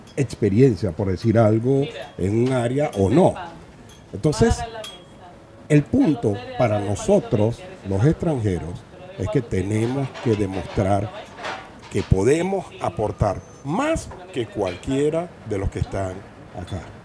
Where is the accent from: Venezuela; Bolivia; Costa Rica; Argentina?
Venezuela; moved away as an adult; now in Spain; yo nací en Venezuela